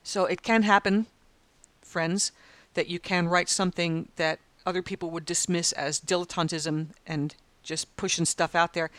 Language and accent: English; United States; now in Australia; as an American